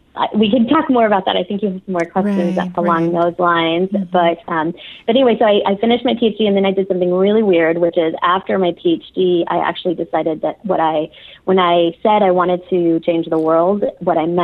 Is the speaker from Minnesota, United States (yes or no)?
no; Arizona, United States; moved away as an adult; also born or lived in Mexico / Texas; now in California, United States; I consider Arizona sort of the place where I grew up.